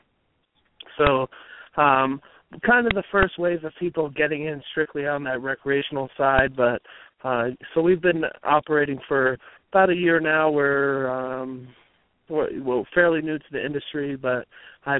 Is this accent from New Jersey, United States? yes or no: yes; New Jersey, United States; now in Colorado, United States; I grew up in New Jersey